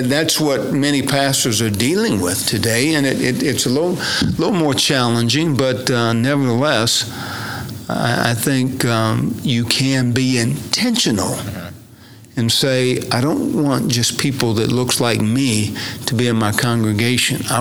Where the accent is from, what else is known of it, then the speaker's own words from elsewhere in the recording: Eufaula, Oklahoma, United States; down in my hometown of Eufaula. So I grew up around politics.